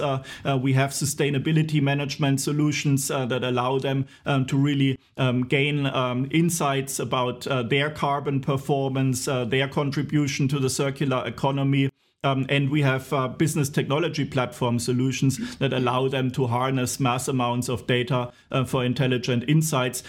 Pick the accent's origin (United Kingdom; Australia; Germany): Germany; Walldorf, Baden-Württemberg; you're finding me today in my hometown in Waldorf, where also S A P headquarters is